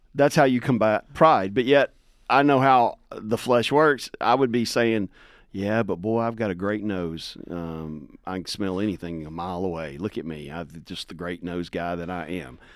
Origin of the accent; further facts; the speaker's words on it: Tennessee, United States; I grew up in, like, rural backwoods Tennessee